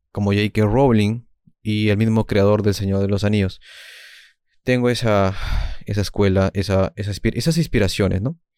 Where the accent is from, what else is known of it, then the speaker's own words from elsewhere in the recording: Peru; yo soy de Perú, mis maestros son Vallejo, Julio Ramón Ribeiro, dos escritores distintos obviamente, pero que complementaron mi visión del mundo